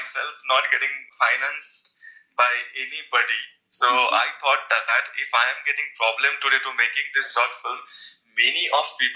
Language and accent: English; India; I'm actually not from Pune. I am from a village which is like 1,000 miles from Pune